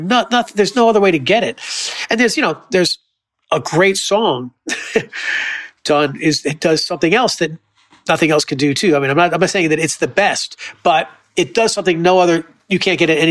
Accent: Florida, United States; I grew up in Florida

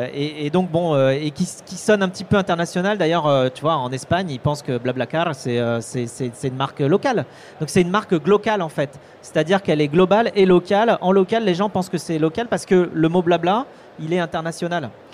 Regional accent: Vendée, Pays de la Loire, France; je suis vendéen, tu vois, je suis j'ai grandi en Vendée entre des vaches et des moutons

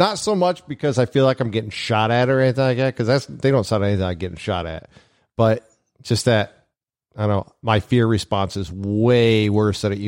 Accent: west of Toledo, Ohio, United States; now in Maryland, United States; I'm from Ohio as well

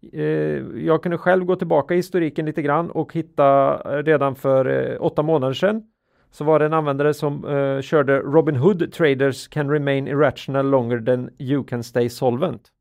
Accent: Sweden; vi är ju svenskar och vi pratar ju svenska

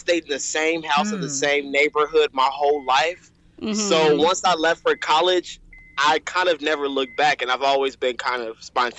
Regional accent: Chicago, Illinois, United States; moved away as an adult; also born or lived in Washington, District of Columbia, United States / Tuskegee, Alabama / New York / San Francisco; I'm from Chicago, born and raised, and I went to school in DC.

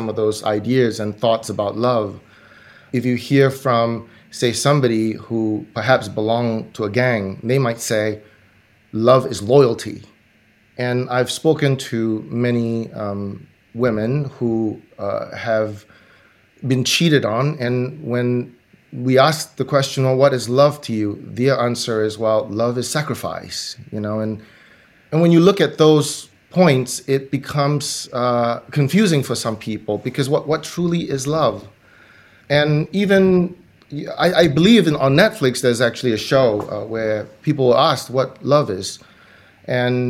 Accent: Singapore; I grew up in Singapore

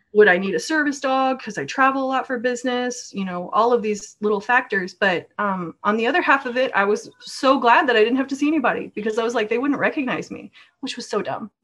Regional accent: Norway; now in United States; I was raised in Norway, but I'm American based now.

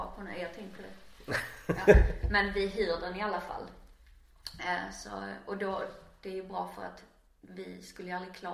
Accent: Arild, Skåne, Sweden; also born or lived in Trelleborg / Höllviken / Canada; now in Malmö, Sweden; Jag är eh, uppvuxen eh, i splittrad familj. Så både i Arild, i Kullaberg och nere i Ringsand utanför Höllviken.

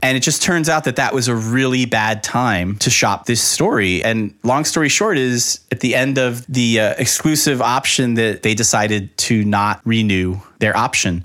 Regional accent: Miami, Florida, United States; born or raised there

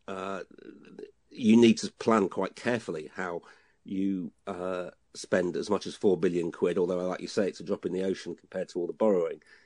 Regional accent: Hull, Yorkshire and the Humber, United Kingdom; moved away; I'm from Hull uh, and then going back up there for Christmas

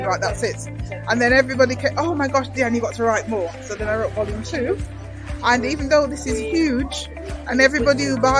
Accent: Manchester, North West England, United Kingdom; born or raised there; also born or lived in Jamaica

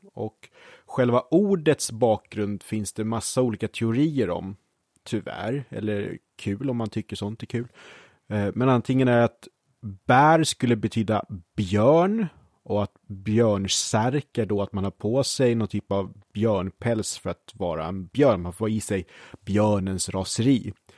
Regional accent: Brottby, Stockholm County, Sweden; jag var ju då från Brottby och bland de andra sexåringarna i Brottby

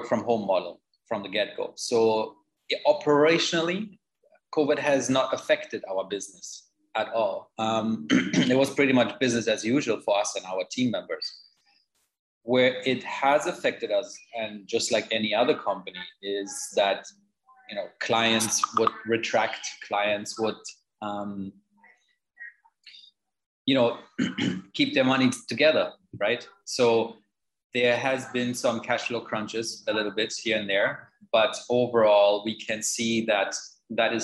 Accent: Germany; moved away as an adult; now in Jamaica; I'm originally from Germany. I came to Jamaica

